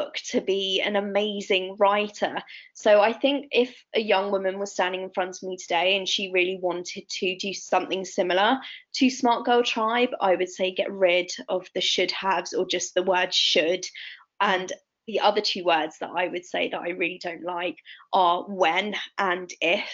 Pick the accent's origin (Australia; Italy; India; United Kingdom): Italy; I grew up in Italy, rural Italy.